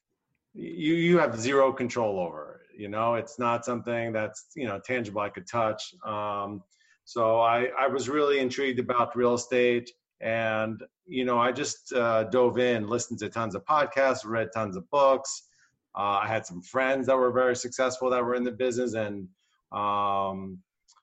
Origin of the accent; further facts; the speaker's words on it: New Jersey, United States; moved away as an adult; I was born and raised in New Jersey and moved out here over 20 years ago